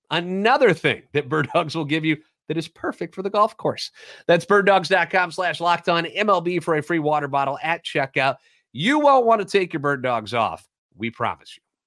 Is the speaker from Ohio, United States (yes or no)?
no; St. Louis, Missouri, United States; Born and raised in the Loop